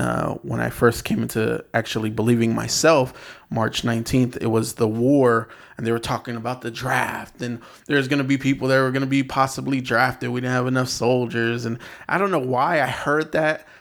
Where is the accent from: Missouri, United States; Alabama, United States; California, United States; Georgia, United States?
California, United States; San Bernardino; moved away as an adult; now in Los Angeles, United States; I grew up in San Bernardino